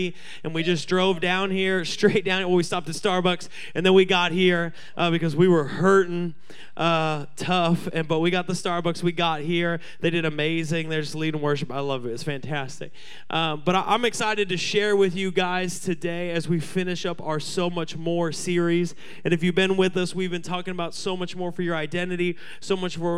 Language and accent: English; Seattle, Washington, United States; everyone I grew up with in Seattle